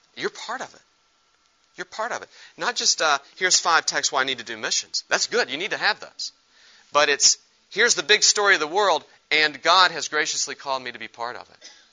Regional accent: West Virginia, United States; I'm from West Virginia

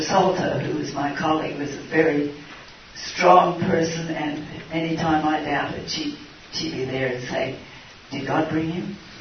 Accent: Australia; moved away as an adult; now in Jordan; I'm from Australia

